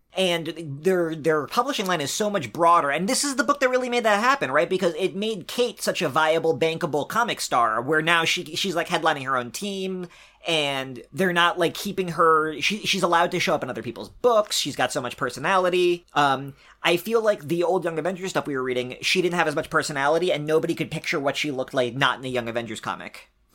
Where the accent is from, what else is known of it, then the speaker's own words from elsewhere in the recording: East Coast, United States; I'm from the East Coast